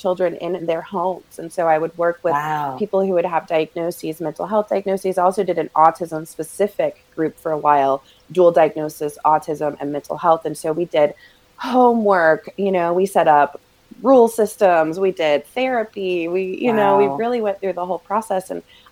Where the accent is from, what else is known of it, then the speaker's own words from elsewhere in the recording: Raleigh, North Carolina, United States; also born or lived in Greenville, North Carolina; now in Asheville, United States; I'm born and raised North Carolinian, which sometimes like still blows my mind that I am still in North Carolina